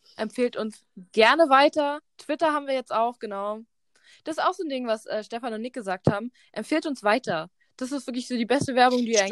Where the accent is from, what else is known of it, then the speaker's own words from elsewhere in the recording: Berlin, Germany; Wir sind beide in Berlin zur Schule gegangen